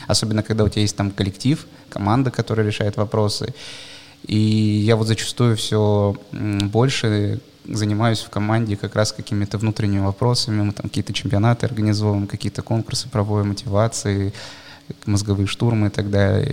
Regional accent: Bratsk, Irkutsk Oblast, Russia; moved away; also born or lived in Moscow; Я все детство прожил в Иркутской области. Есть такой э, город Братск.

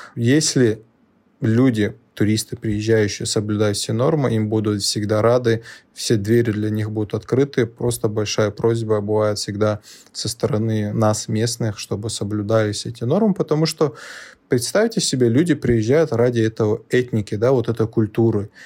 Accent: Magaramkent, Dagestan, Russia; also born or lived in Rostov-on-Don; вырос в Дагестане, в селении Магарамкент, это недалеко от границы с Азербайджаном, южнее Дервента.

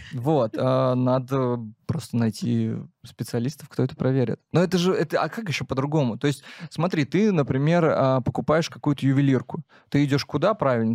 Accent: Penza, Penza Oblast, Russia; я из Пензы

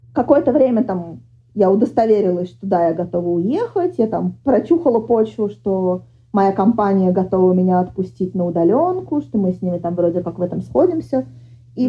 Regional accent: Moscow, Russia; moved away as an adult; now in Sweden; я вообще из Москвы никуда не уеду

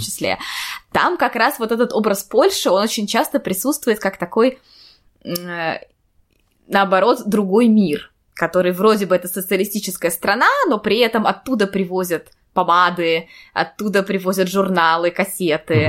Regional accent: Saint Petersburg, Russia; moved away as an adult; now in Kraków, Poland; я родилась и выросла в Петербурге

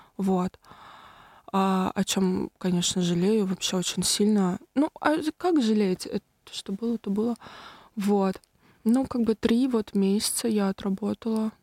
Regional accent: Tolyatti, Samara Oblast, Russia; я из Тольятти

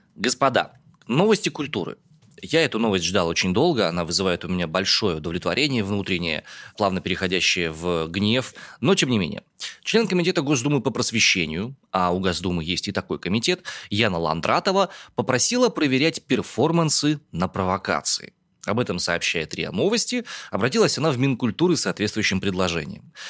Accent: Omsk, Omsk Oblast, Russia; born or raised there

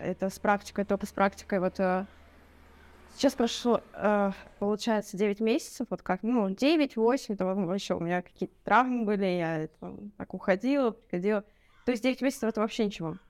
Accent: Votkinsk, Udmurtia, Russia; now in Cyprus; вообще я с России, а, с Удмуртии Удмуртия — это 1200 километров там ближе э, от э, Москвы. Вот, это ближе к Уралу. Вот. А с маленького городочка это город Воткинск

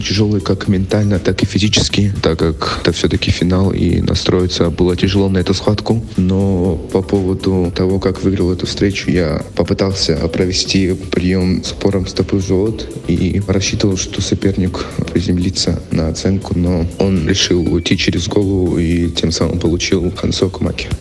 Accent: Kaspiysk, Dagestan, Russia; now in Moscow, Russia; Я родился в Дагестане, в городе Каспийск

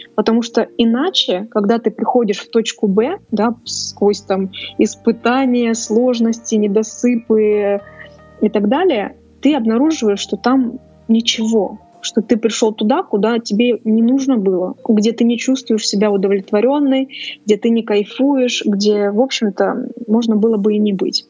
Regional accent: Saint Petersburg, Russia; Я изначально из Петербурга

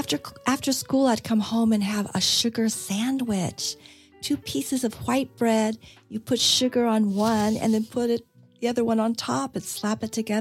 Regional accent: California, United States; moved away; also born or lived in the South (US); I'm from California, so it's Pepsi all the way. And then when I moved to... the South

